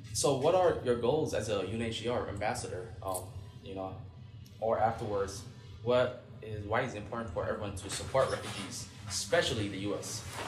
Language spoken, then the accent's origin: English; Minnesota, United States; for me as a former refugee myself, yeah, growing up in Minnesota